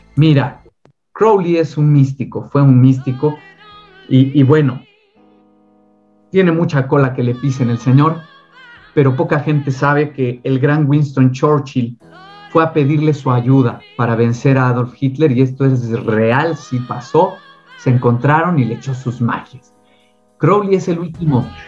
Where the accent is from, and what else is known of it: Mexico City, Mexico; born or raised there